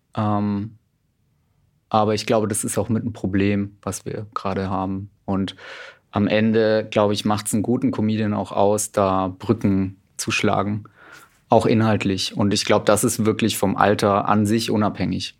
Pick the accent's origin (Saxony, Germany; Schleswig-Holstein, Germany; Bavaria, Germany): Bavaria, Germany; Middle Franconia, near Nuremberg; now in Cologne, Germany; ich wohne jetzt in Köln, bin aber ursprünglich Mittelfranke. Ah. Genau, von da komme ich her. Nähe Nürnberg